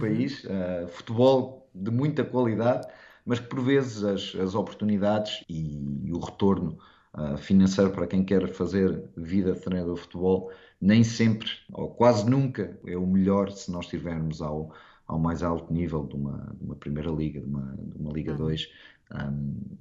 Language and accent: Portuguese; Portugal; moved away as an adult; also born or lived in South Korea / Thailand; now in Cayman Islands; desde que saí de Portugal